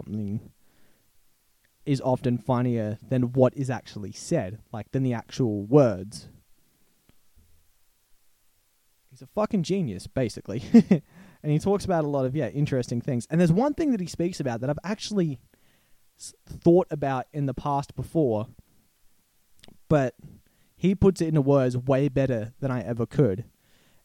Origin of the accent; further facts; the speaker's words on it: Australia; we're Australian